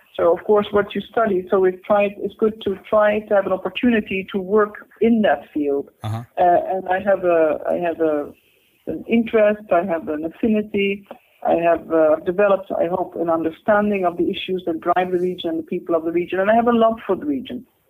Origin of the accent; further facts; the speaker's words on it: Netherlands; moved away as an adult; also born or lived in Cairo, Egypt / Oxford, United Kingdom / Exeter, United Kingdom / London, United Kingdom; I'm born in the Netherlands. I've I've gone through secondary school in the Netherlands.